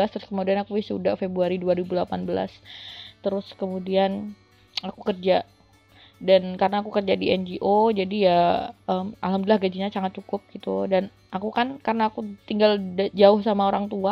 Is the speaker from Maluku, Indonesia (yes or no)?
no; Bojonegoro, East Java, Indonesia; kebetulan kan aku asli Bojonegoro Jawa Timur dan aku ikut organisasi kepemudaan di Jawa Timur